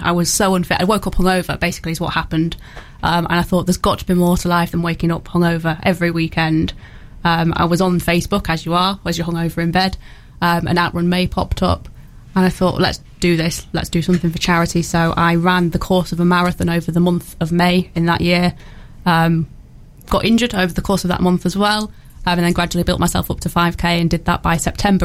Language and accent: English; Hull, Yorkshire and the Humber, United Kingdom; now in Newark, United Kingdom; I'm from Hull originally, so I moved to Newark uh, back in 2010 now